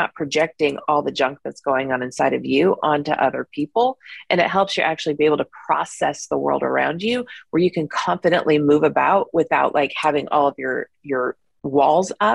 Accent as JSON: {"language": "English", "country": "United States", "tie": "born or raised there", "said": "I grew up in the United States"}